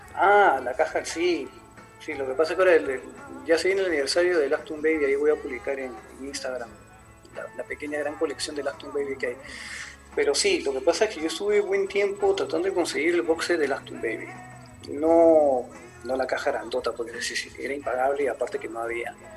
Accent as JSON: {"language": "Spanish", "country": "Peru", "said": "soy de Perú"}